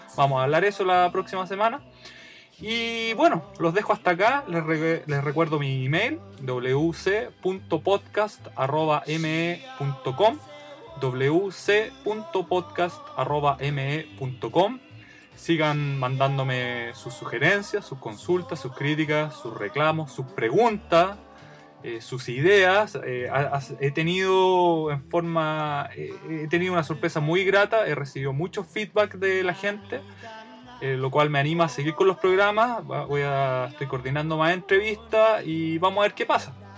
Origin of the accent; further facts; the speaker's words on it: Chile; moved away as an adult; now in Japan; yo cuando regreso a Chile por el hecho de llevar ya casi ocho años acá en Japón, tengo una perspectiva y entiendo mucho mejor cómo somos los chilenos